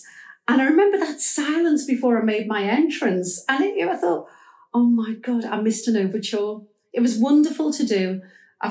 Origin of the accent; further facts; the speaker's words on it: Liverpool, North West England, United Kingdom; I'm a Scouser